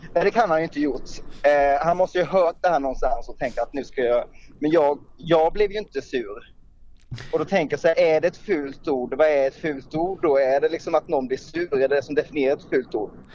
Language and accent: Swedish; Småland, Sweden; jag kommer från en jätteliten ort mitt i Småland egentligen